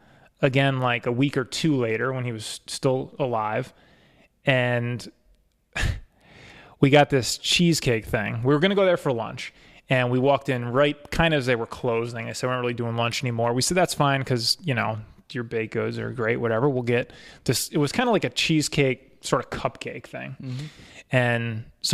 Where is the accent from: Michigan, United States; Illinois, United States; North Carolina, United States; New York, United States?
New York, United States; Castleton; I grew up in Castleton